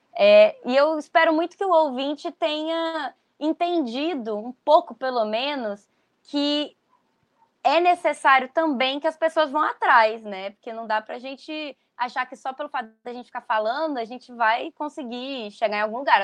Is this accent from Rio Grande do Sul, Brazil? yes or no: no; Goiânia, Goiás, Brazil; Nós, do jornal Metamorfose, que somos de Goiânia, né? Apesar de não estarmos todos lá mais